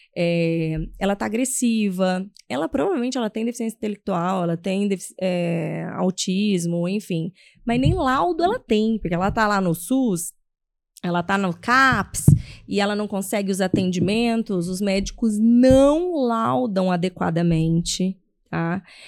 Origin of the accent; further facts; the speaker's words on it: São José do Rio Preto, São Paulo, Brazil; eu sou de São José do Rio Preto, ele é interior de São Paulo.